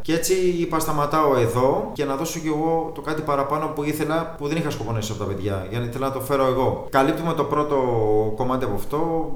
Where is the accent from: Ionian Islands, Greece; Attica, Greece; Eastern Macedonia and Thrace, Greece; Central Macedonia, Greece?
Attica, Greece; Piraeus; also born or lived in Canada; Έχω μεγαλώσει Πειραιά, γεννήθηκα Καναδά.